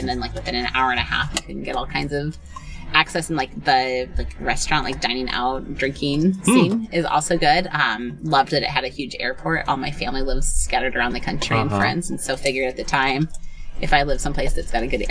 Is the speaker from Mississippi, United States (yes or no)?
no; Iowa, United States; moved away as an adult; also born or lived in Colorado / Twin Cities, Minnesota / New Orleans; now in Phoenix, United States; I grew up in Colorado and then mostly Iowa.